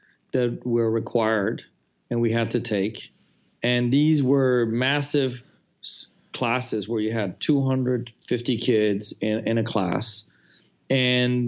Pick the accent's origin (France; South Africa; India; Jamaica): France; moved away; I grew up in France